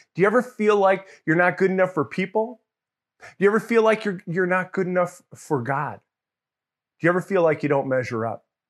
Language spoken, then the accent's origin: English; Mamaroneck, New York, United States; also born or lived in Larchmont, New York; I grew up in New York, and outside of the, the city of New York, in a place called Mamaroneck. I grew up Larchmont, Mamaroneck, as a kid.